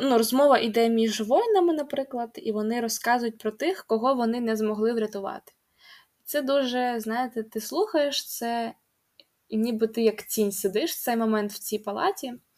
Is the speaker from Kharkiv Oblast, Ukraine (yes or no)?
yes; Kharkiv, Kharkiv Oblast, Ukraine; сама я з Харкова